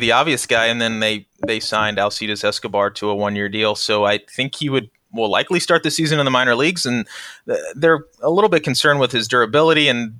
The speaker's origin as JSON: {"language": "English", "town": "Kansas City", "country": "United States", "tie": "born or raised there", "said": "I grew up in the Kansas City suburbs."}